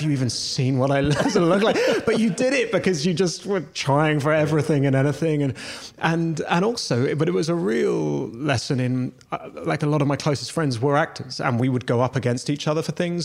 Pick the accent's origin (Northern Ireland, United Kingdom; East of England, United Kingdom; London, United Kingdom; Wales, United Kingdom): London, United Kingdom; I grew up in London